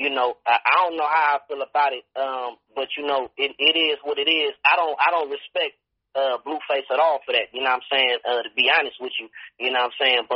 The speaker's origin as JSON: {"language": "English", "area": "the Bay Area", "region": "California", "country": "United States", "said": "I'm from the Bay"}